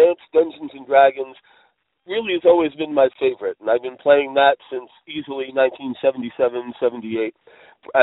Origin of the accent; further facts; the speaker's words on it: Upper Montclair, New Jersey, United States; I grew up in Upper Montclair, New Jersey